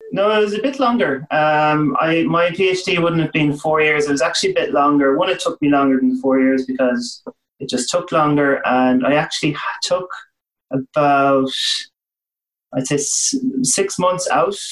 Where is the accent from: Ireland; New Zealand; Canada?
Ireland; west of Ireland; where I was from in the west of Ireland